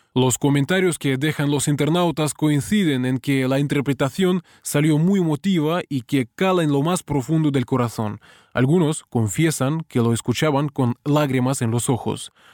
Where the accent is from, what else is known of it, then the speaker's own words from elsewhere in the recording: Russia; Yo como ruso